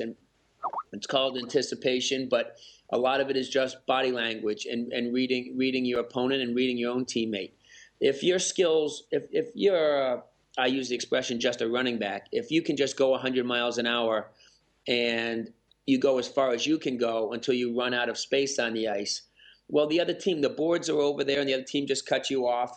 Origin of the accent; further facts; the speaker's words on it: Massachusetts, United States; now in Michigan, United States; I grew up in Massachusetts, now living in Michigan.